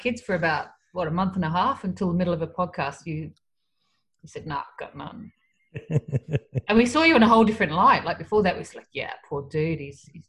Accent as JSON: {"language": "English", "town": "Canberra", "region": "Australian Capital Territory", "country": "Australia", "said": "I'm from Canberra."}